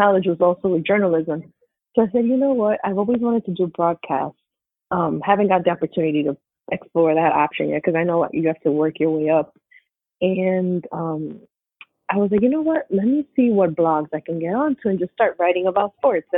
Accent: New York, United States; born and raised in New York all day.

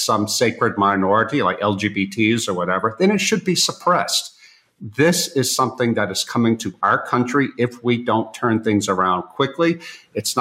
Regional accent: United States; moved away as an adult; now in Eastern Europe; living now in Eastern Europe as an American

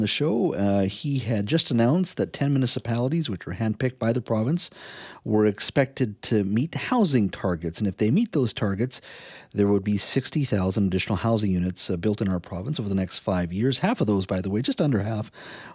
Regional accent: India; now in Canada; I was born in India

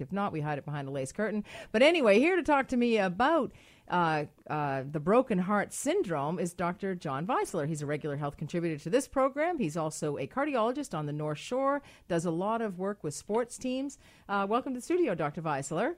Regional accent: Ireland; I'm Irish

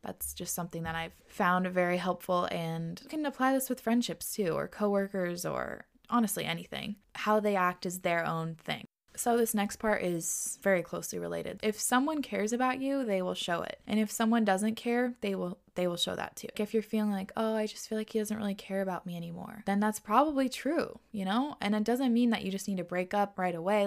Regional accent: Washington, United States; moved away as an adult; also born or lived in New York; We moved from New York to Washington, where we both grew up, so now we're back home

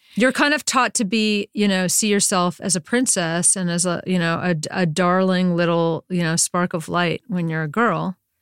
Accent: Durham, North Carolina, United States; moved away as an adult; also born or lived in San Francisco; I grew up in Durham, North Carolina

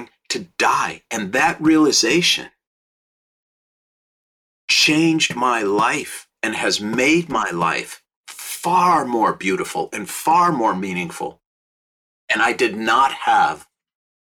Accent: Minneapolis, Minnesota, United States; now in Los Angeles, United States; I live in Los Angeles. I grew up in Minneapolis.

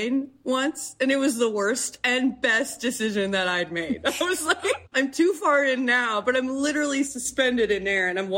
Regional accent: Canada; I grew up in Canada, which has, you know, a 6 month winter, give or take.

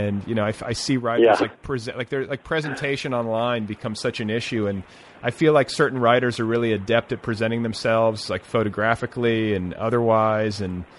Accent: Indiana, United States; moved away as an adult; also born or lived in Colorado; I went to college in Colorado, and I you know, was like in the dorms with all these kids who had grown up skiing. And of course, I was from Indiana. I'd never skied before.

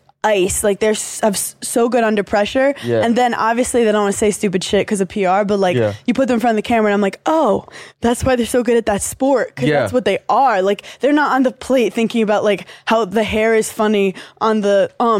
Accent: New York, United States; growing up in New York

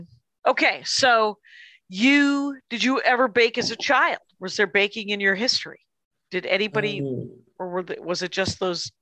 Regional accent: Wisconsin, United States; now in Los Angeles, United States; Because I'm from Wisconsin

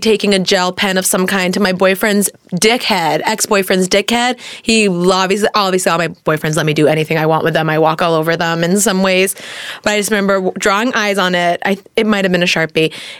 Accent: Sherman Oaks, California, United States; also born or lived in Redondo Beach; I grew up in Sherman Oaks, but I was born in Redondo.

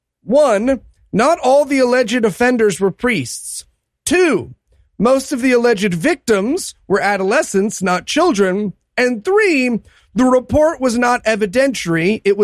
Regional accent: New Jersey, United States; his and my home state of New Jersey.

